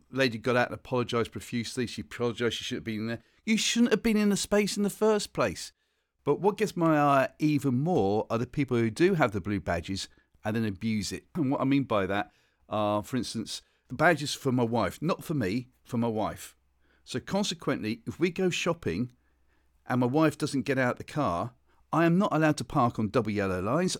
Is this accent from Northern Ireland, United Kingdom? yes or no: yes; Northern Ireland, United Kingdom; I'm from Northern Ireland.